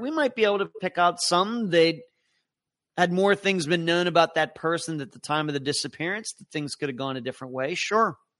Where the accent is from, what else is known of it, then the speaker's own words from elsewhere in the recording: Leechburg, Pennsylvania, United States; my hometown of Leechburg